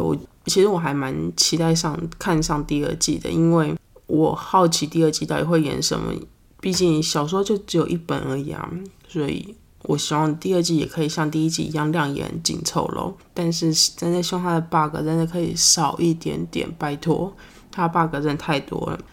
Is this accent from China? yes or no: no; Taiwan; now in Phoenix, United States; 我台湾人，台湾人嘴比较挑，台湾人就是爱吃美食啊